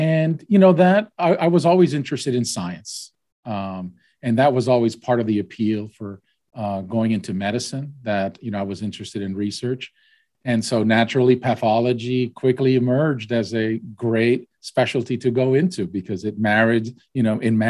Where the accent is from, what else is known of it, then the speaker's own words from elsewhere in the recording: Texas, United States; also born or lived in Puerto Rico / Boston, Massachusetts; I was born in Puerto Rico. My parents are from Argentina, and I moved to Texas when I was 10 years old. So I'm really more Texan than anything else